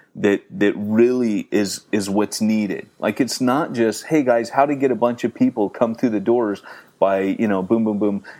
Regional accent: United States; moved away; being typically American and not very British

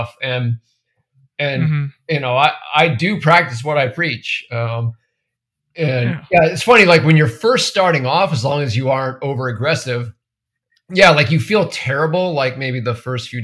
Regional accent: New Hampshire, United States; I grew up mostly in New Hampshire. Family bounced around a bit when I was very young, but most of my childhood was in New Hampshire.

